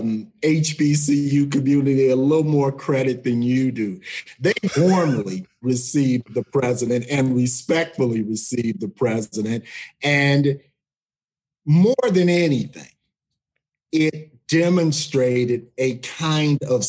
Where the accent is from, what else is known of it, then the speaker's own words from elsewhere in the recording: outside of Detroit, Michigan, United States; Michigan, I grew up outside of Detroit